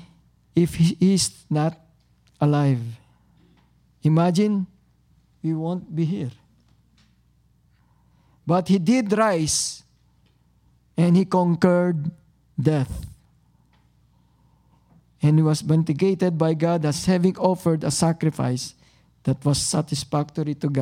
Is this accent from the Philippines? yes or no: yes; Tagalog region, Philippines; now in Toronto, Canada; because I came from Tagalog region, so I speak Tagalog